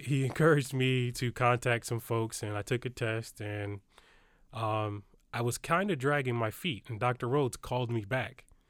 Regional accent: Detroit, Michigan, United States; I grew up in Detroit, Michigan.

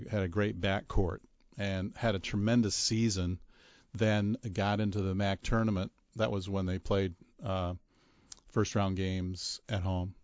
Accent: Belleville, Michigan, United States; moved away; My hometown is Belleville, Michigan

